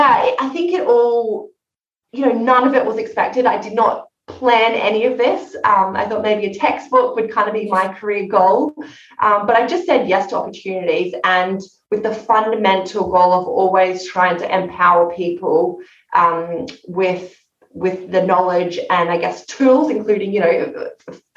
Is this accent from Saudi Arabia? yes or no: no; Australia; now in London, United Kingdom; being an Aussie.